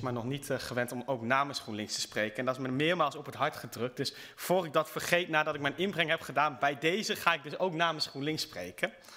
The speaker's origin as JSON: {"language": "Dutch", "region": "Groningen", "country": "Netherlands", "said": "ik kom uit Groningen"}